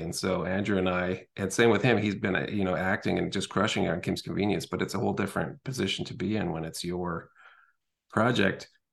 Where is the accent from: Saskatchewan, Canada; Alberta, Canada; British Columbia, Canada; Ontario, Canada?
Alberta, Canada; Edmonton; also born or lived in Calgary; I grew up in Edmonton